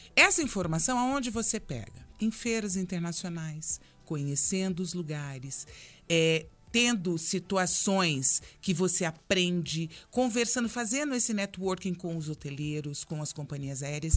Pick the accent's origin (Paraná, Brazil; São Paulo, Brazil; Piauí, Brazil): Paraná, Brazil; Londrina; also born or lived in Brasília; now in Curitiba, Brazil; Eu sou de Londrina e morei muitos anos em Brasília